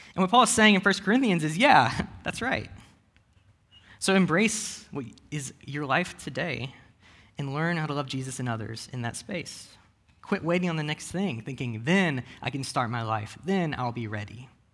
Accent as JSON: {"language": "English", "country": "United States", "said": "I am an American millennial"}